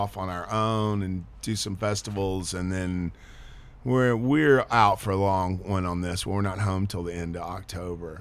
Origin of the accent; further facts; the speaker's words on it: Beaumont, Texas, United States; I grew up in a town where punk rock never hit